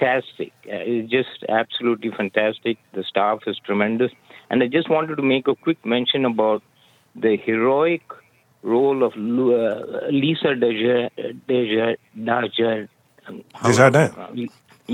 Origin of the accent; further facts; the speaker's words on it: India; now in Washington, D.C., United States; I grew up in India on the BBC World Service